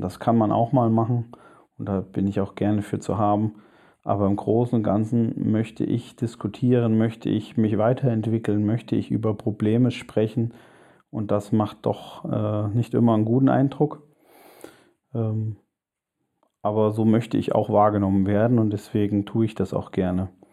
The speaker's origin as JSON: {"language": "German", "country": "Germany", "said": "zunächst einmal bin ich ein Deutscher"}